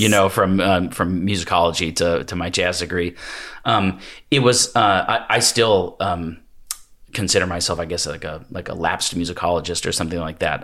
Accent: Washington, United States; moved away as an adult; also born or lived in Hawaii / the Triangle, North Carolina; I'm from Washington State originally, although Pullman is like almost literally as far from my hometown

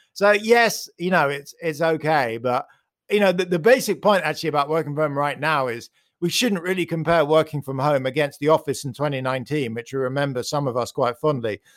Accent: United Kingdom; accent: British; You can hear I'm British

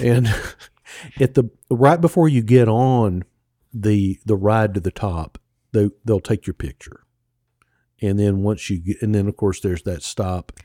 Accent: Mississippi, United States; I'm from Mississippi

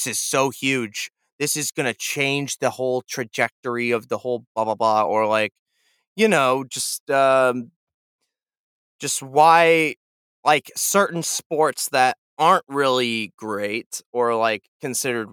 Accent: Kansas City, United States; moved away; also born or lived in Nashville; I'm a guy from Kansas City

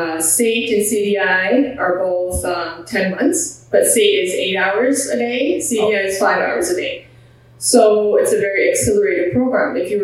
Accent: Canada; also born or lived in Punjab, India / Montreal, Canada; So I was born in Punjab. I was 11 months old when I came to Canada.

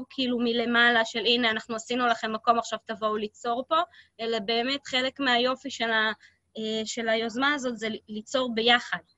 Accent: Haifa, Haifa District, Israel; אנחנו שנינו חיפאים פטריוטים.

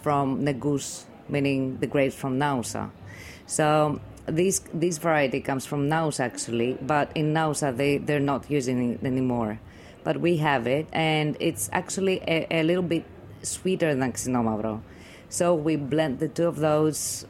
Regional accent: Goumenissa, Central Macedonia, Greece; We come from Humanissa, which is a small region

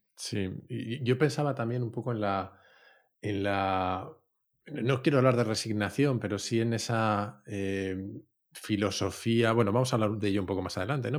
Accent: Spain; a la inmensa mayoría de los españoles

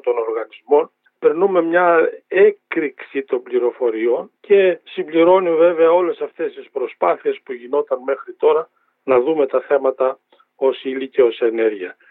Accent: Drama, Eastern Macedonia and Thrace, Greece; moved away; την ιδιαίτερη πατρίδα μου, τη Δράμα πάω στο χωριό μου

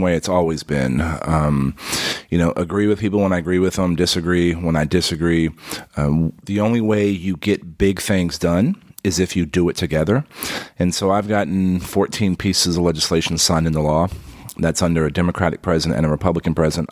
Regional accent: San Antonio, Texas, United States; I grew up in San Antonio

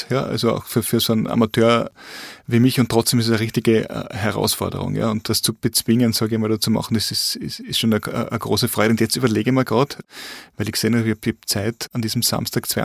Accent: Carinthia, Austria; Und, und bei mir daheim, äh, wo ich herkomme aus Kärnten im Lavantal, habe ich auch so meine Strecken in der Lavand entlang.

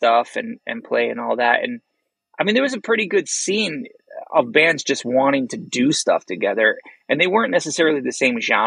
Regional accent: Chicagoland, Illinois, United States; we're still from Chicagoland

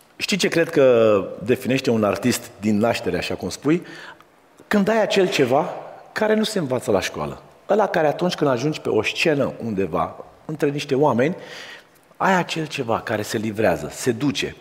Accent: Pitești, Argeș, Romania; eu ă, sunt de la Pitești

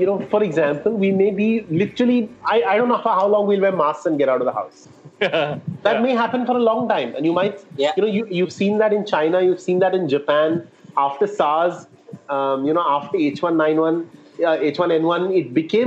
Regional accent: India; We are Indian homes.

